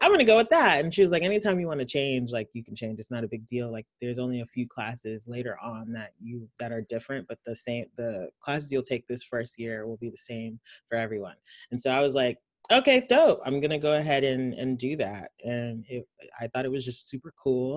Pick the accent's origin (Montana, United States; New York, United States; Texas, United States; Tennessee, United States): Texas, United States; Houston; also born or lived in Nigeria; I'm from Houston, Texas